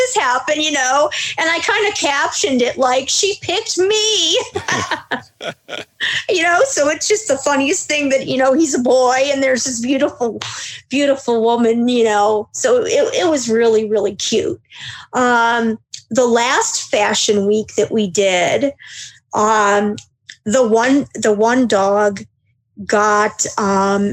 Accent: Cleveland, Ohio, United States; I'm from Cleveland

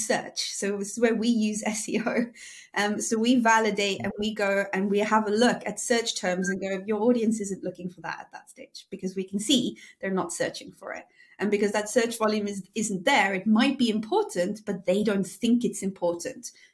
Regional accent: South Africa; I'm South African

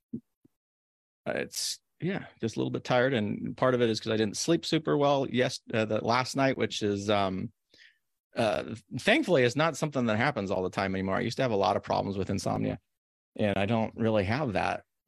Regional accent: Corvallis, Oregon, United States; you grew up where I grew up in Corvallis, where it's like relatively one of the safest places

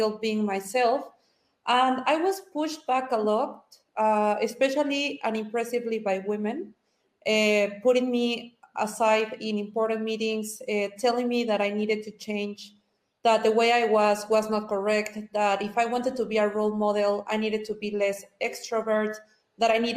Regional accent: Mexico; I am from Mexico, Latina, typical Latina

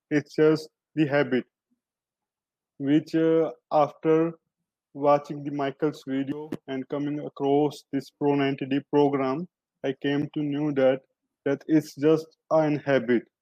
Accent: India; uh, I'm from India.

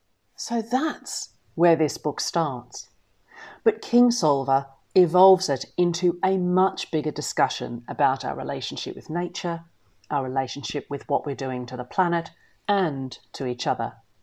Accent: the South, United States; I come from the South, and I'm therefore genetically incapable, my husband says, of receiving company without making at least a little fuss.

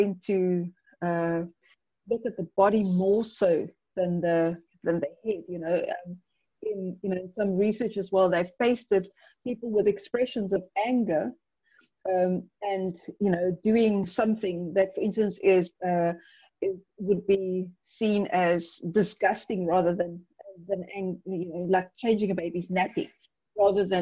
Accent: South Africa; I'm from South Africa. We have 11 official languages

